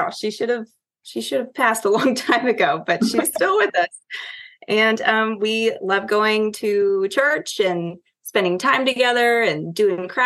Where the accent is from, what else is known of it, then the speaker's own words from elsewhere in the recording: Connecticut, United States; born there; well, I was born in Connecticut. Uh, we moved here for my dad's job.